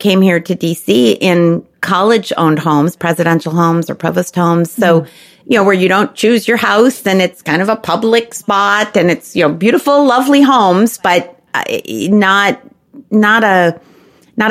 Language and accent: English; Chicago, Illinois, United States; also born or lived in Memphis, Tennessee / Texas; now in Washington, D.C., United States; Growing up in Chicago and in the North Shore of Chicago where there were lots of Jewish families